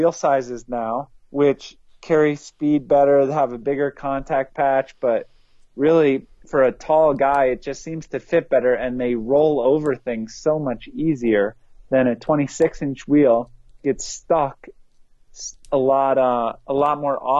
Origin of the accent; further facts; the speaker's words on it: East Coast, United States; I grew up on the East Coast, where it was rocky and rooty